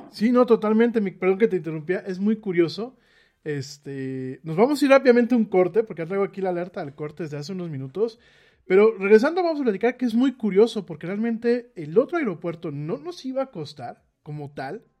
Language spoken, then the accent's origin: Spanish; Mexico City, Mexico; yo soy de la Ciudad de México